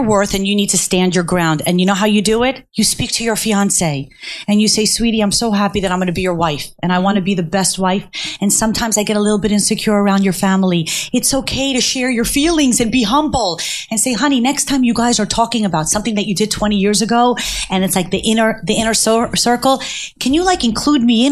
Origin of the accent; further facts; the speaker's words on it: Cherry Hill, New Jersey, United States; also born or lived in Manhattan; my mother had two jobs when we were growing up in Cherry Hill